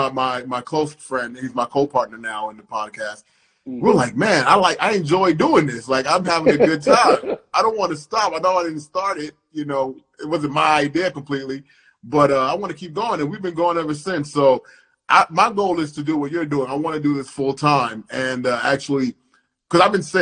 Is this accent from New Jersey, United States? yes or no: no; New York City, New York, United States; I was raised in Brooklyn